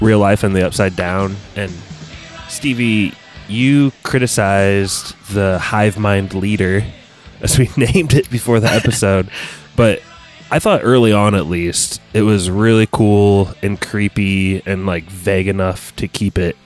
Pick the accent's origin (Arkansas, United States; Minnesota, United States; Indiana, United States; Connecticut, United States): Indiana, United States; we're from the Hoosier State.